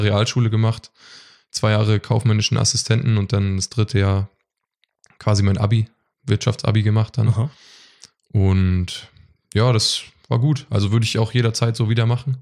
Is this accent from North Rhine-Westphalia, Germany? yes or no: no; Westerrade, Schleswig-Holstein, Germany; Ich komme aus Westerrade. Das ist ein kleines Dorf äh, in Schleswig-Holstein zwischen Lübeck und Bad Segeberg. Und genau, da bin ich aufgewachsen.